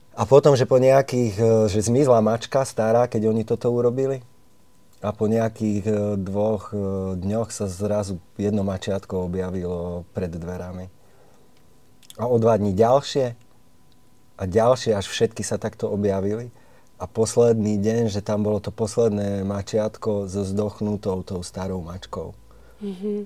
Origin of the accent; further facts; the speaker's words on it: Štrba, Prešov Region, Slovakia; u nás v Štrbe, ja som zo Štrby